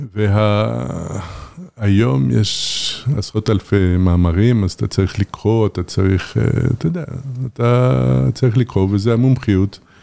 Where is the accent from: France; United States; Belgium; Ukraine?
France; Paris, Île-de-France; now in Israel; אני גדלתי בפריס